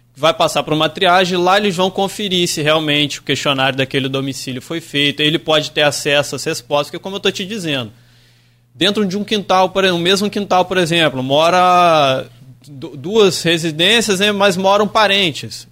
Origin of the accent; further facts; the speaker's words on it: Santo Antônio de Pádua, Rio de Janeiro, Brazil; moved away as an adult; now in Campos dos Goytacazes, Brazil; eu vim para Campos em 2013 e eu ficava em Campos de segunda a quinta, mas todo final de semana eu fazia questão de estar em Santo Antônio de Pádua, que é a minha cidade natal